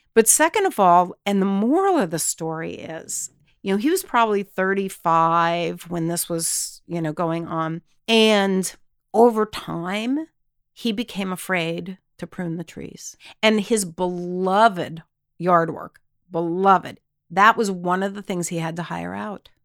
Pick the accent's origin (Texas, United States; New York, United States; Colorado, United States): Texas, United States; we grew up in Texas, my husband and I both did